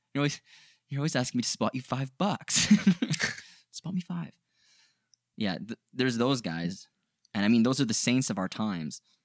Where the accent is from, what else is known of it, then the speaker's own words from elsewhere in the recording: Canada; we're from Canada